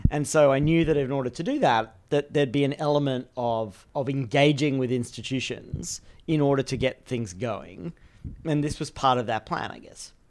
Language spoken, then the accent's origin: English; Australia; I grew up in Australia